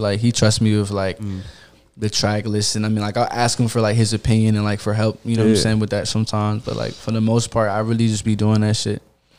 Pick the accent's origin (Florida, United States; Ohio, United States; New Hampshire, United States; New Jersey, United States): Florida, United States; born there; I'm like halfway from Florida, for like, I was born in Florida, and like my father's side was from Florida and shit like that.